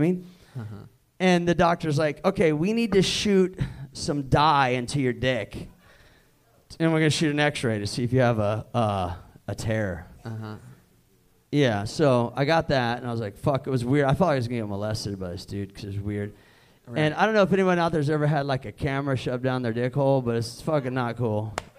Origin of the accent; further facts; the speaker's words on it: Kansas City, United States; by the way, I'm from Kansas City.